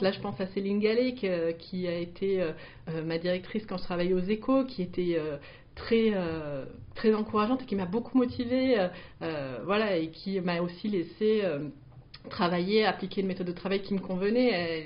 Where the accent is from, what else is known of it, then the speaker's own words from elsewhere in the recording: Marseille, Provence-Alpes-Côte d'Azur, France; je suis marseillaise